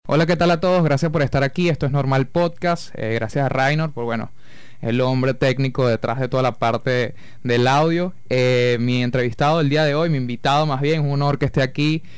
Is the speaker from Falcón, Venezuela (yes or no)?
yes; Coro, Falcón, Venezuela; yo soy de aquí de Coro